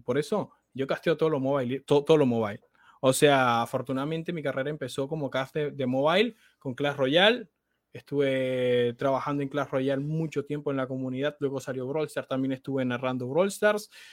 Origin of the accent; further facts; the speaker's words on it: Santa Marta, Magdalena, Colombia; yo acá en la ciudad de donde soy, en Santa Marta